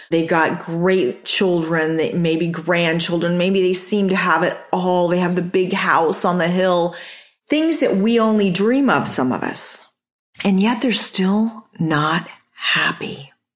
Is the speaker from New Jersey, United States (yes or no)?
no; Chandler, Arizona, United States; also born or lived in Amarillo, Texas / Japan; I grew up in Chandler.